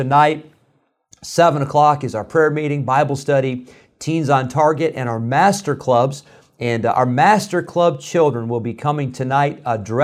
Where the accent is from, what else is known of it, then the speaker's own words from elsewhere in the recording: Rockford, Illinois, United States; now in the South, United States; I grew up in the Midwest